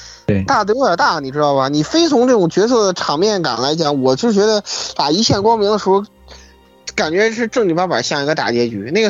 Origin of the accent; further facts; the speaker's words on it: China; 我一个中国人招中国英灵有问题吗？